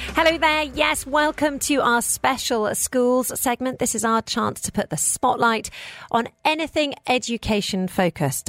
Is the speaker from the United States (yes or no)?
no; United Kingdom; now in United Arab Emirates; I'm personally, as a British person